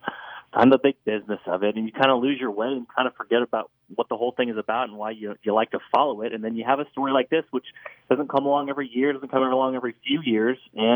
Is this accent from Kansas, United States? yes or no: yes; Emporia, Kansas, United States; I grew up in Emporia